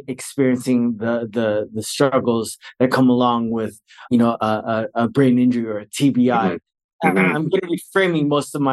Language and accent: English; Bay Area, Northern California, United States; moved away as an adult; now in Fullerton, United States; I'm originally from California. I'm from Northern California, the Bay Area. I'm a very proud Bay Area resident.